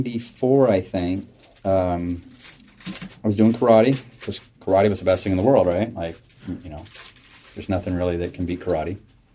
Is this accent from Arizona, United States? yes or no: no; Acton, Massachusetts, United States; So we are in what is considered South Acton right now, just about out of there. I grew up in South Acton, so I grew up about a mile and a half from here.